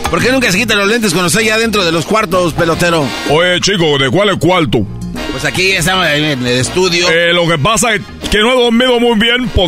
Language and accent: Spanish; Cuba; porque yo soy cubano, pelotero